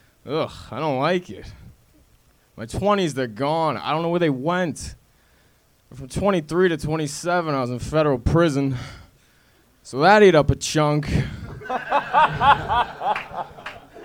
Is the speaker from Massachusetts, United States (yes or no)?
yes; Boston, Massachusetts, United States; I'm from Boston.